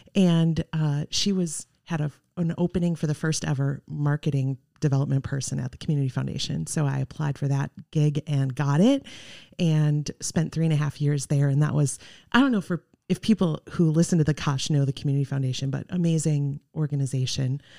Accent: Arcadia, Wisconsin, United States; moved away as an adult; also born or lived in Iowa / Eau Claire, Wisconsin; now in Oshkosh, United States; I grew up in Arcadia, went to college in Iowa

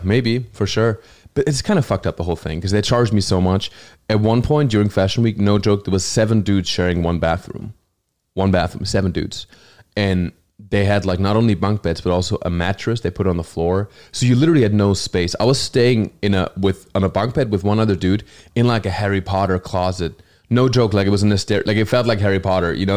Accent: Hochschwarzwald, Baden-Württemberg, Germany; English is a second language; moved away as an adult; also born or lived in New Zealand / Los Angeles / New York; Germany, my hometown

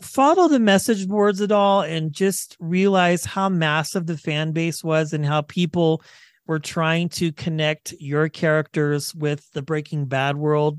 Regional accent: Kansas, United States; I grew up in Kansas

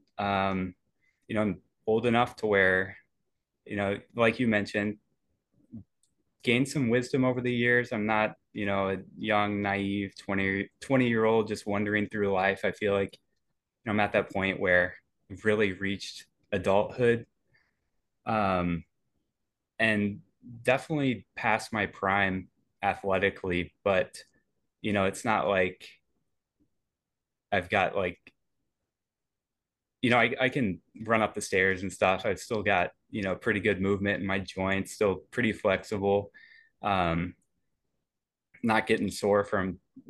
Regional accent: Indianapolis, Indiana, United States; moved away as an adult; now in Madison, United States; I love Indy. It's my hometown

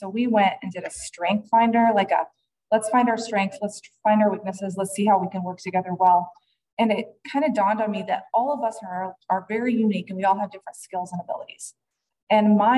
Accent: Fort Wayne, Indiana, United States; I'm from Fort Wayne, Indiana

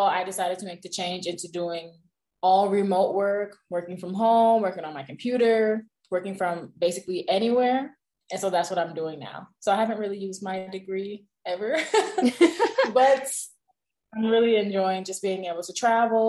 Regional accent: Hamden, Connecticut, United States; moved away as an adult; also born or lived in Tuskegee, Alabama / Italy / Senegal / South Korea; I'm originally from Hamden, Connecticut

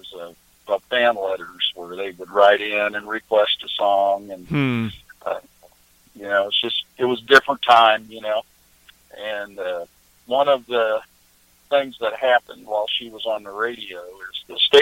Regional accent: Kansas City, Missouri, United States; also born or lived in Iowa; I was born in Iowa, in a little farm town in northeast Iowa. And then we moved to Kansas City, Missouri when I was young

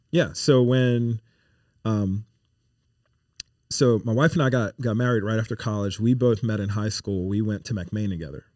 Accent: New Orleans, Louisiana, United States; moved away as an adult; also born or lived in Pennsylvania; now in Baton Rouge, United States; born and raised in New Orleans

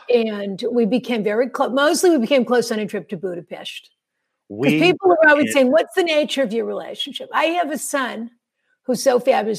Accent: Boston, Massachusetts, United States; also born or lived in Marblehead, Massachusetts; I am in Marblehead, Massachusetts, in my gorgeous house. Yes, I'm from Boston, the greater Boston area

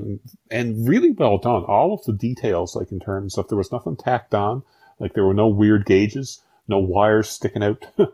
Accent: rural Newfoundland, Newfoundland and Labrador, Canada; I'm from rural Newfoundland. So if growing up in Tollengate

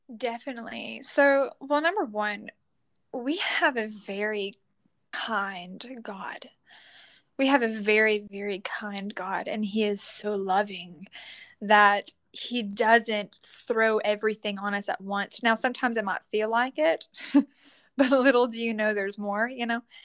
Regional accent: Leesville, Louisiana, United States; I'm from Leesville, Louisiana, and I am 21 years old

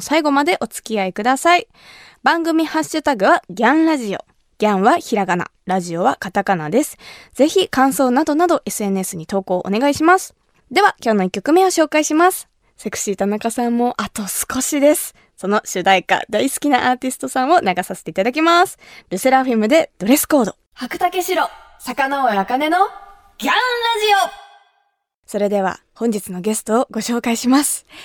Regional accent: Kumamoto, Japan; 私の地元熊本の高橋酒造の米焼酎

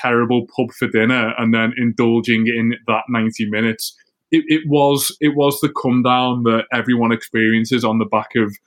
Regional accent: England, United Kingdom; As an English person

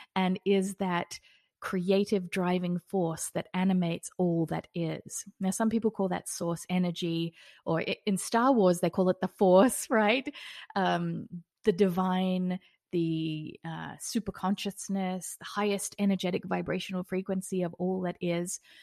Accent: Australia; now in Las Vegas, United States; I'm also an Australian living in Las Vegas.

